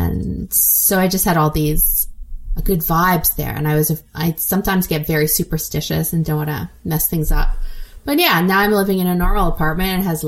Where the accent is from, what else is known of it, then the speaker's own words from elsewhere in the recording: Montreal, Quebec, Canada; I am. Yes.